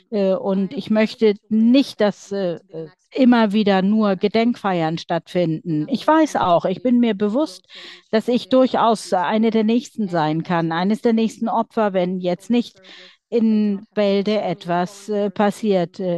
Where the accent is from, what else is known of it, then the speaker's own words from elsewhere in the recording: Donetsk Oblast, Ukraine; Ich komme selbst aus der Region Donetsk. Meine Heimatstadt ist besetzt